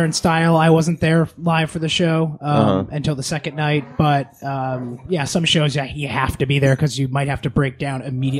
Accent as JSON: {"language": "English", "region": "central Connecticut", "country": "United States", "said": "I'm right in central Connecticut, so I'm like right in the middle class somewhere."}